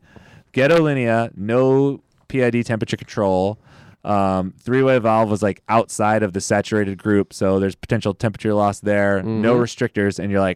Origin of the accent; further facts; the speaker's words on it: the Valley, California, United States; We're both from the Valley.